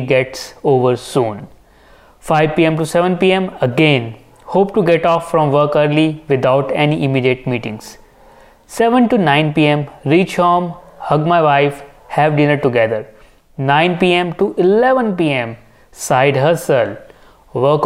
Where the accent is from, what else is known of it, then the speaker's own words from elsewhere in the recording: India; being an Indian